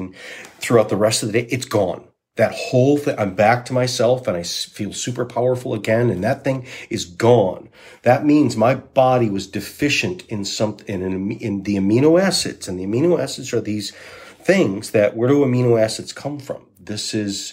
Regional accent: Saginaw, Michigan, United States; also born or lived in Walloon Lake, Michigan; I grew up on Walloon Lake. In Saginaw and Walloon Lake, and Walloon Lake is my place.

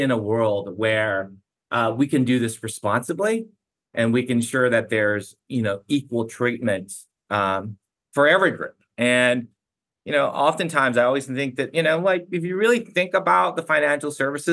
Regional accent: United States; also born or lived in China; My parents moved to the States when I was 4.5 years old

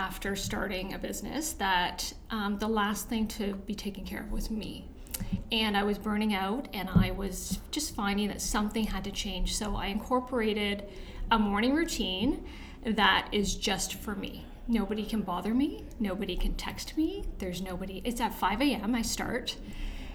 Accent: Toronto, Ontario, Canada; I actually moved around a lot, but for the most part, Scarborough and North York.

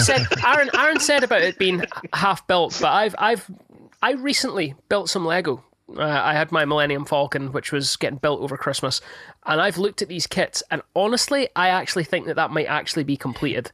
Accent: Fife, Scotland, United Kingdom; I'm from Fife.

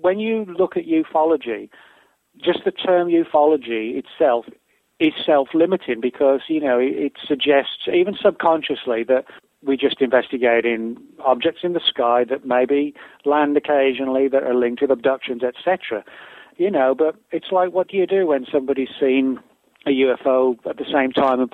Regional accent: England, United Kingdom; moved away as an adult; now in United States; I live in the U.S. I've been here 12 years, but I'm originally from England.

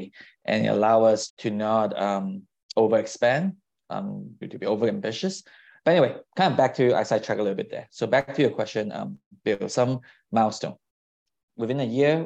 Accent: Singapore; now in San Francisco, United States; I was born overseas, I grew up in Singapore.

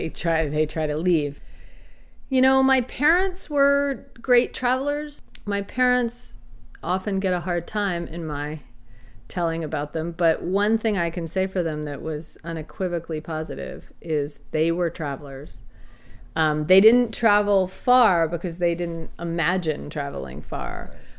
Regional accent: the East, United States; moved away as an adult; I grew up in the East

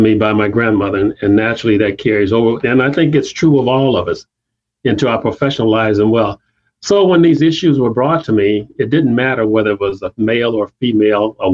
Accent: South Haven, Michigan, United States; also born or lived in Chicago, Illinois / Cottondale, Alabama; I started elementary school right here in South Haven, where I grew up

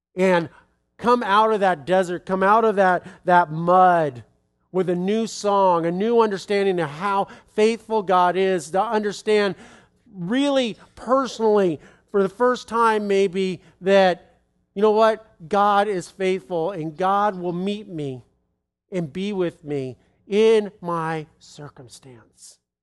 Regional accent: United States

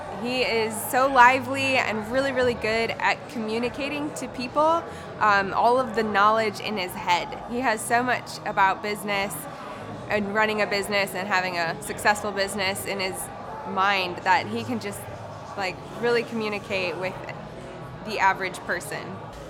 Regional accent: Tulsa, Oklahoma, United States; I am from Tulsa, Oklahoma.

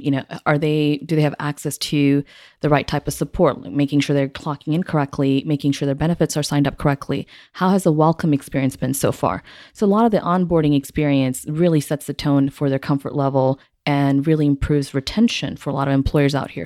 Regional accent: Singapore; also born or lived in Houston, Texas; now in Midland, United States; I was born and raised in Singapore

